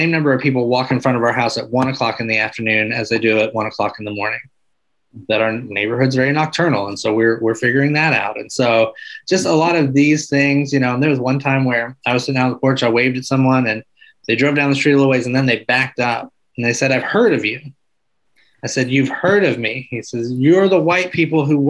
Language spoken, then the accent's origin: English; Arkansas, United States; moved away; also born or lived in Michigan; I grew up in Arkansas